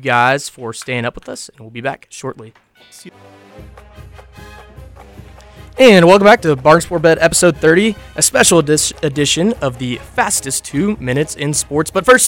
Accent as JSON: {"language": "English", "town": "Lexington", "region": "Kentucky", "country": "United States", "tie": "born or raised there", "said": "I grew up in Lexington where we would have a kid commit as a sophomore, and then literally by a junior, he's either going to Georgia, Bama"}